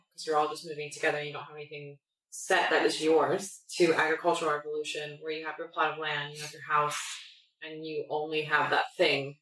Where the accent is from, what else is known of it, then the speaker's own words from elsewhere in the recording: Northern California, United States; moved away as an adult; also born or lived in New York; now in Thailand; I'm from Northern California where people have a lot of money and they lost it all